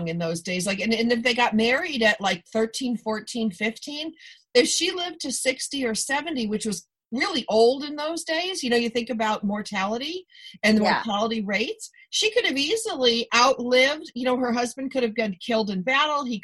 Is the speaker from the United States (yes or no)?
yes; Buffalo, New York, United States; I'm from Buffalo